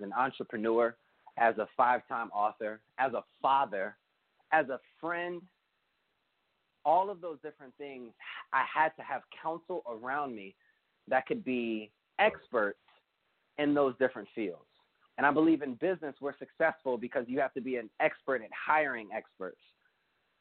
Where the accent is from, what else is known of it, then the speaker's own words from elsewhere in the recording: United States; my perspective as an American